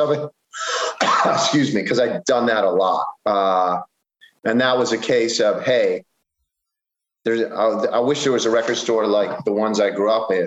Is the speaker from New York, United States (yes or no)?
yes; Buffalo, New York, United States; now in Baltimore, United States; I grew up in Buffalo